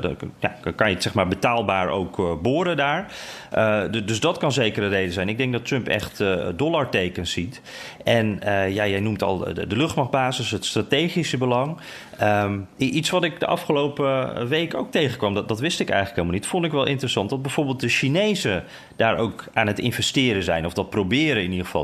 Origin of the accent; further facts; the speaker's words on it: Netherlands; moved away; ik uit Nederland kwam